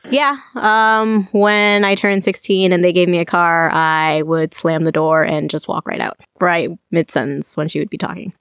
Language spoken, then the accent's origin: English; Champaign, Illinois, United States; moved away as an adult; also born or lived in Chicago, Illinois / Iowa City, Iowa; I was born in Champaign, grew up there